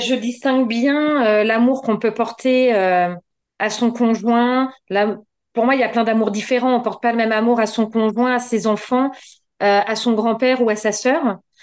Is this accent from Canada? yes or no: no; Normandy, France; je suis normande, j'habite à Tuissignol euh, un petit village dans le département de l'Eure